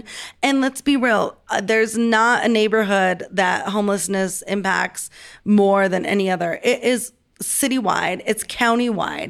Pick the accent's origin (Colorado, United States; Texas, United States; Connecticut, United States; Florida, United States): Colorado, United States; Denver; I grew up in the North Side, but my parents are both from Curtis Park on Curtis Street.